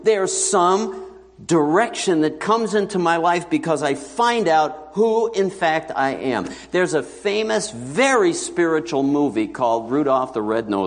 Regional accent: New York City, New York, United States; I grew up in New York City, and I was raised in an assembly

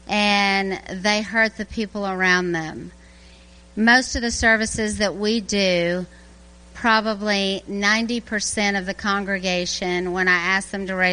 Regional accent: Louisiana, United States; moved away as an adult; also born or lived in Birmingham, Alabama; now in Garrison, New York, United States; I'm from Louisiana. I was born and raised there, but then I worked in Birmingham, Alabama for 22 years

